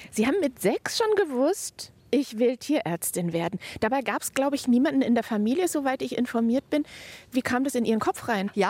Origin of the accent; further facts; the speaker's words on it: South Tyrol, Trentino-Alto Adige, Italy; first language German; moved away as an adult; also born or lived in Bologna; now in Nuremberg, Germany; Anklänge an meine Kindheit in Südtirol